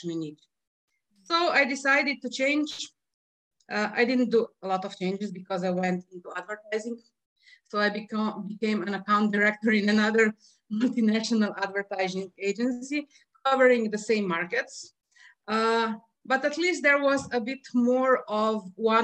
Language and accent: English; Slovenia; also born or lived in Piran, Slovenia; I'm from Slovenia